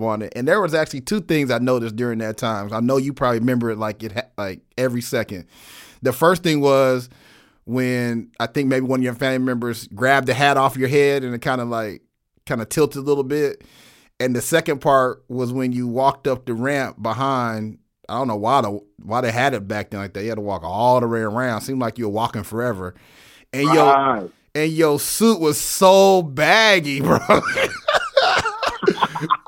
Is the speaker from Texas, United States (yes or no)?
yes; Arlington, Texas, United States; my hometown team, the Dallas Mavericks. I'm from Arlington, Texas.